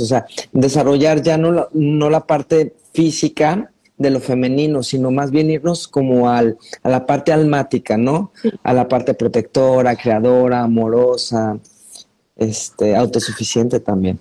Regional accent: Mexico; como mexicano

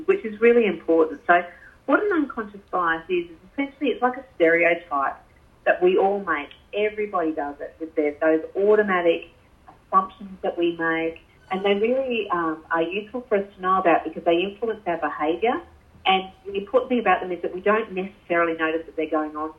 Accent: North Queensland, Australia; you and I are both from North Queensland

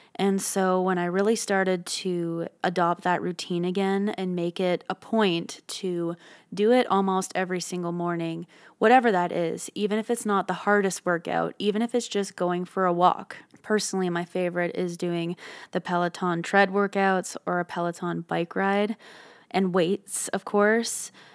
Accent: Ottawa, Ontario, Canada; moved away; I was from Ottawa, Canada

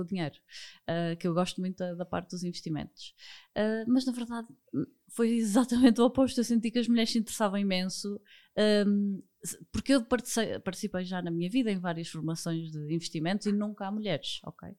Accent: Porto, Norte, Portugal; sou do Porto

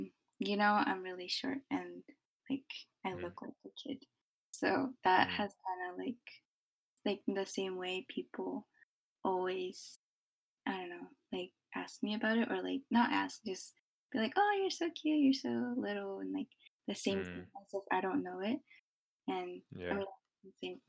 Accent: Philippines; also born or lived in Japan; I'm from the Philippines, when I grew up in Japan

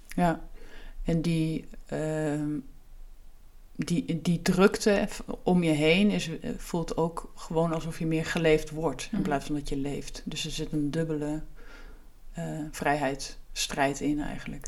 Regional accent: Achterhoek, Gelderland, Netherlands; moved away as an adult; also born or lived in Utrecht; terug naar waar ik vandaan kom

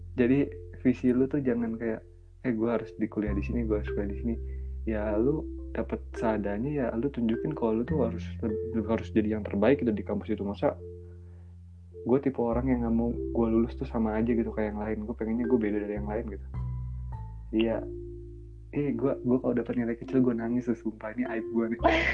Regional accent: West Java, Indonesia; gue orang Sunda

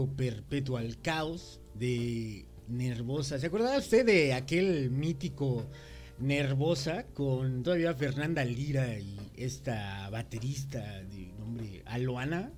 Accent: Mexico; como buen mexicano

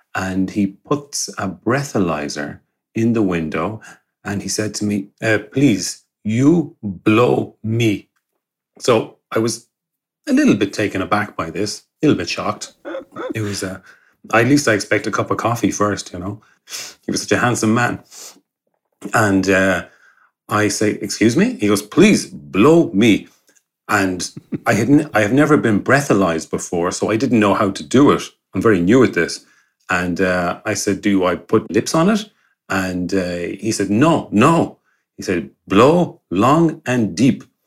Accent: Galway, Connacht, Ireland; moved away as an adult; now in Gliwice, Poland; I'm an Irishman, I'm from Galway and uh, in the west of Ireland.

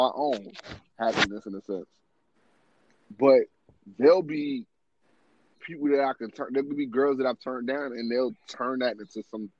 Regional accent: New York City, New York, United States; moved away; I'm from New York

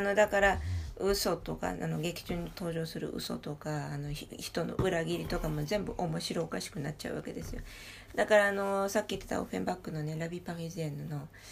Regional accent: Paris, Île-de-France, France; 私も実際にそこで育っている

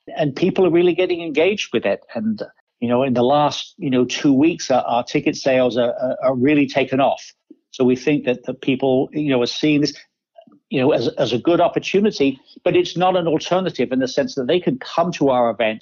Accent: Kent, South East England, United Kingdom; now in Detroit, United States; I grew up in Kent, southeast England

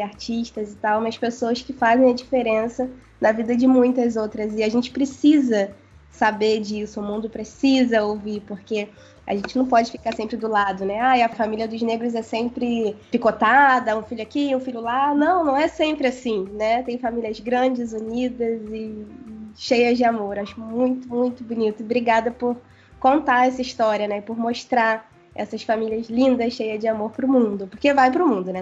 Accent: Itaguaí, Rio de Janeiro, Brazil; eu sou de Itaguaí, todo mundo aqui do Rio

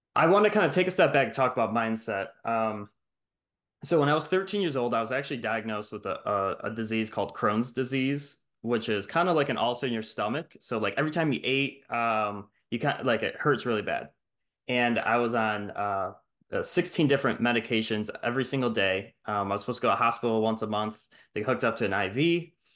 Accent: Detroit, Michigan, United States; moved away; I'm from Michigan, Metro Detroit, and, um, I was born there

